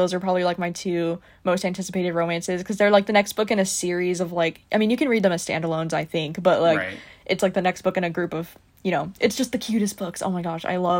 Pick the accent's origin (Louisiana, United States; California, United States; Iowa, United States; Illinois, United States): California, United States; moved away; I'm originally from California